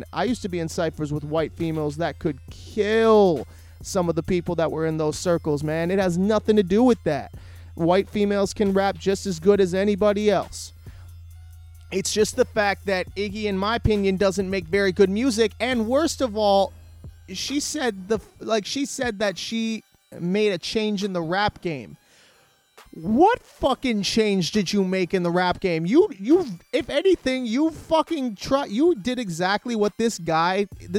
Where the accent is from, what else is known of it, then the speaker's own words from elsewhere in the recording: Canada; I'm Canadian